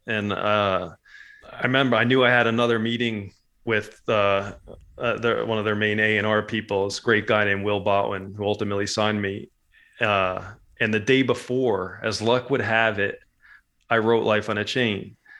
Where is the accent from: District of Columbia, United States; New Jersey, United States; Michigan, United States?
New Jersey, United States; moved away as an adult; also born or lived in Montville, New Jersey; growing up in Jersey